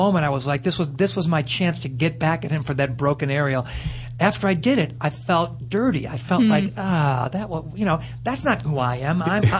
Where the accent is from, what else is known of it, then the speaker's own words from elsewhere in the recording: Chicago, Illinois, United States; I grew up in Chicago